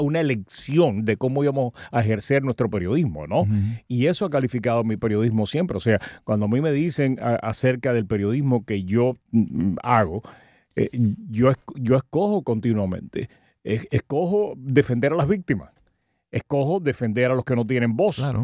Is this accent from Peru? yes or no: no; Cuba; como cubano, como cubano